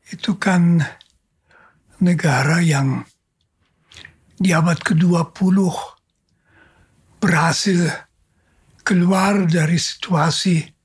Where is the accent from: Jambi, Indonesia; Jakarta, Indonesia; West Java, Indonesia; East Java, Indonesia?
Jakarta, Indonesia; Lalu saya memperkenalkan diri, saya seorang Yesuit dari Jakarta dan sebagainya.